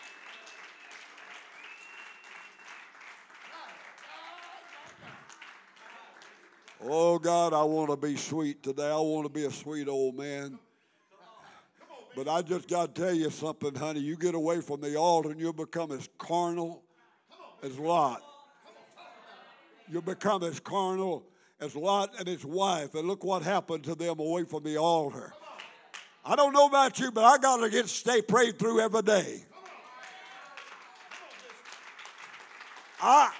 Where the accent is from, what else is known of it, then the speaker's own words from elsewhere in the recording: McNairy County, Tennessee, United States; I was born in McNary County, Tennessee